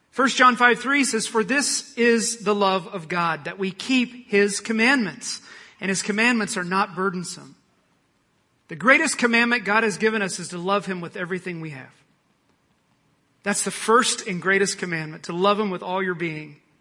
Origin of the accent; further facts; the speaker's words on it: Oklahoma, United States; I'm from Oklahoma